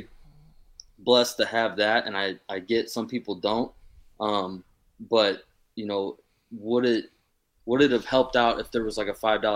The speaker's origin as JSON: {"language": "English", "town": "Fort Wayne", "region": "Indiana", "country": "United States", "said": "I'm from Fort Wayne, Indiana."}